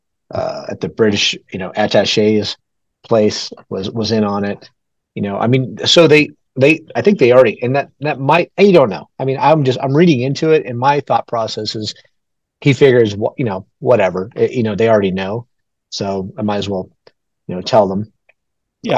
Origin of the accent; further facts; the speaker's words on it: New Mexico, United States; I'm from New Mexico